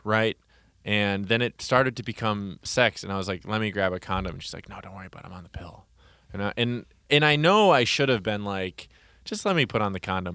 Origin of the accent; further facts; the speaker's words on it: Wauwatosa, Wisconsin, United States; also born or lived in Oconomowoc, Wisconsin / Milwaukee, Wisconsin; in the first town I grew up in, there was one black kid. And then when I moved to Wauwatosa, Wisconsin, I moved from Oconomowoc